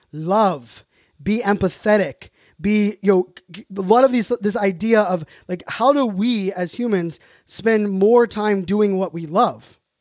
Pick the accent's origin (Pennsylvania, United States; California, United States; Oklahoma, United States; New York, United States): Pennsylvania, United States; Pittsburgh; moved away; also born or lived in Virginia Beach; When I grew up in Pittsburgh